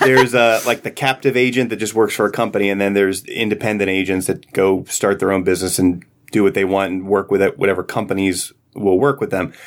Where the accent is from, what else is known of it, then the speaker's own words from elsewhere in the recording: Philadelphia, Pennsylvania, United States; moved away as an adult; now in Virginia, United States; I grew up in Philadelphia and moved here in two thousand six